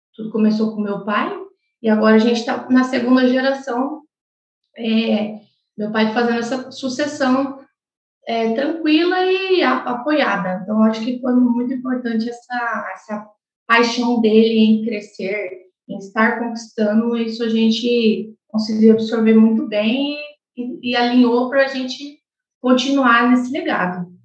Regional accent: Chapadão do Sul, Mato Grosso do Sul, Brazil; desde que eu nasci, nós já morávamos em Chapadão do Sul

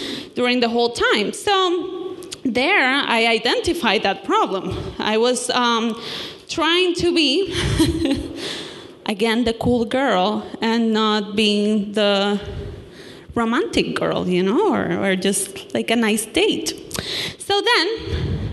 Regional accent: Puerto Rico; moved away; I come from Puerto Rico

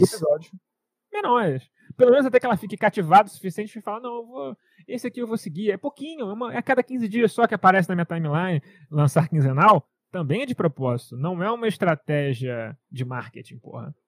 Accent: Brazil; eu sou brasileiro, como mandioca desde sempre

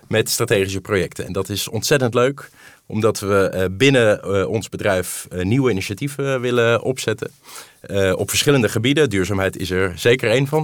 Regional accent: Netherlands; Ik ben van Nederland

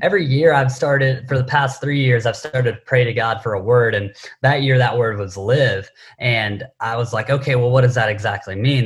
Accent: Knoxville, Tennessee, United States; also born or lived in Southern California; now in San Diego, United States; I grew up in Knoxville, Tennessee

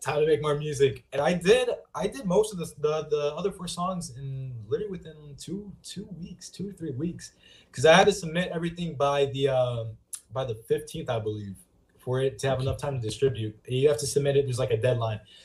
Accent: Lemoore, California, United States; downtown Lemoore, my hometown

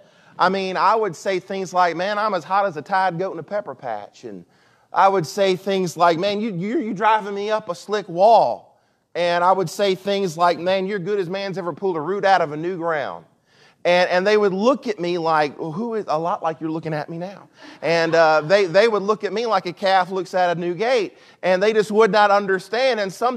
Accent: Mississippi, United States; also born or lived in Chicago; So I lived in Chicago for 2.5 years, and I'm from South Mississippi. So I've lost a lot of my accent, but when I went up to Chicago, I had a real deep accent.

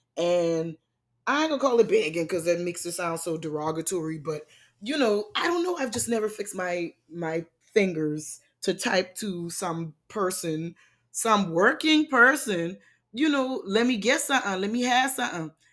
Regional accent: Charleston, South Carolina, United States; now in Atlanta, United States; my hometown, Charleston, South Carolina

